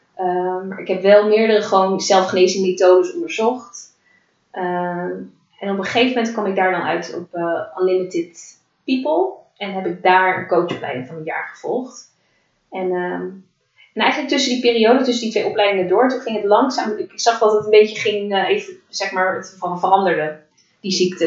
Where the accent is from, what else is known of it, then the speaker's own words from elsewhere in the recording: The Hague, South Holland, Netherlands; En ik ben eh, geboren en getogen in Den Haag